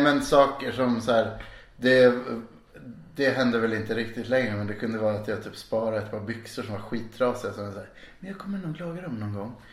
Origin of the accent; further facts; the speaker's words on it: Stockholm, Stockholm County, Sweden; moved away as an adult; now in Malmö, Sweden; Jag är från mitt i centrala Stockholm. Mm. Där jag växte upp